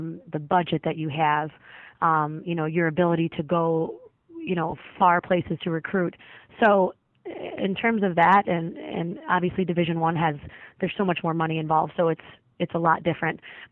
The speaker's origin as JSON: {"language": "English", "town": "Joliet", "region": "Illinois", "country": "United States", "tie": "born or raised there", "also_born_or_lived": "Chicago", "said": "I'm from this area, grew up in Joliet."}